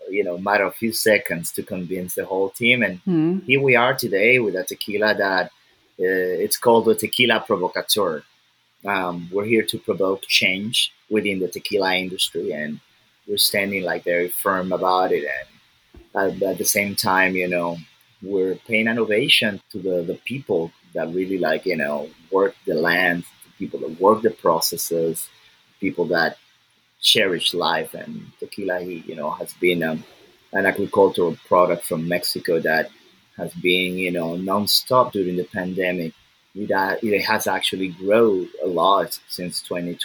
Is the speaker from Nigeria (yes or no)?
yes; Lagos, Nigeria; I'm from Nigeria